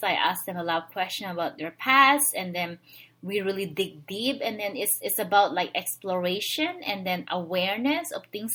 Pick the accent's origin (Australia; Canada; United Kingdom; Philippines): Philippines; moved away as an adult; now in United States; I was born and raised in the Philippines.